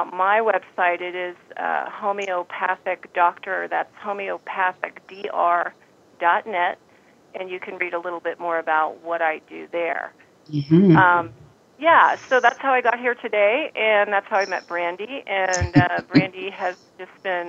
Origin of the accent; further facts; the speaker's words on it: Marin County, California, United States; also born or lived in San Francisco, California; I was born in San Francisco, raised in Marin County